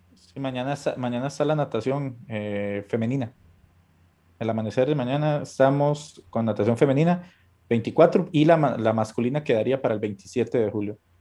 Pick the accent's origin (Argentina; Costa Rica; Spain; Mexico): Costa Rica; yo como costarricense